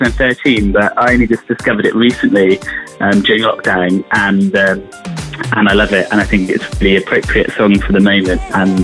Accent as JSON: {"language": "English", "area": "Cornwall", "region": "South West England", "country": "United Kingdom", "moved": "yes", "lives_now": "London, United Kingdom", "said": "I'm from Cornwall, but I live in London."}